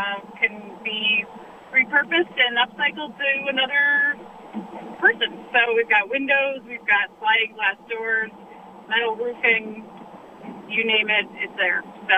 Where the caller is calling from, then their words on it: Au Sable Forks, New York, United States; calling from Sable Forks, New York.